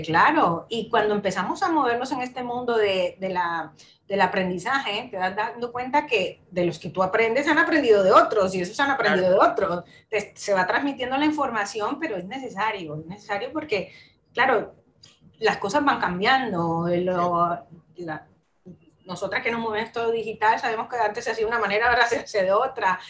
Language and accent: Spanish; Colombia; moved away as an adult; now in Spain; yo soy de Colombia, ¿vale? Nací allí en, Colombia, estuve toda, bastantes años viviendo allí